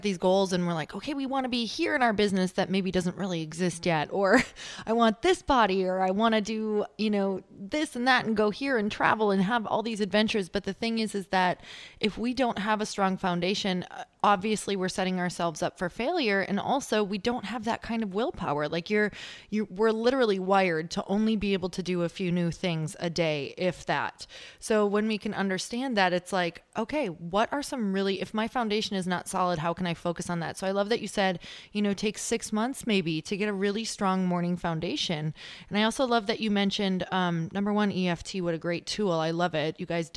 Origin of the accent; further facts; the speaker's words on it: Midwest, United States; now in California, United States; I am originally from the Midwest